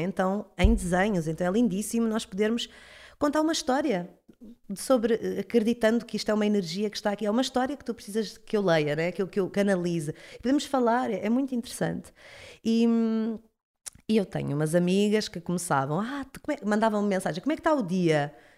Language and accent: Portuguese; Cacém, Lisbon, Portugal; also born or lived in Caldas da Rainha; Eu, eu sou do Cacém